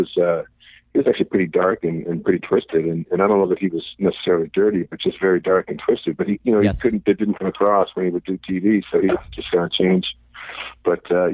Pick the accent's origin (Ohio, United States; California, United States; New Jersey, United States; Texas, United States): Ohio, United States; Cleveland; moved away as an adult; also born or lived in Florida / Chicago / New York / Los Angeles; now in Dallas, United States; I was born and raised in Cleveland